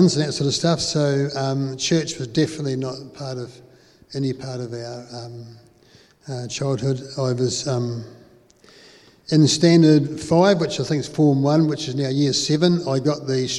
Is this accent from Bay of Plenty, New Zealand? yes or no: no; Christchurch, Canterbury, New Zealand; Growing up in Beckenham, we had plenty of friends around the area